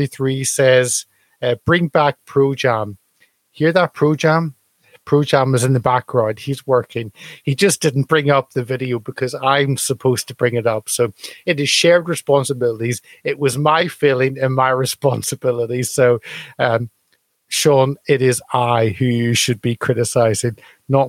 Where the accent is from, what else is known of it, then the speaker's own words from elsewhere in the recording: United Kingdom; as a Brit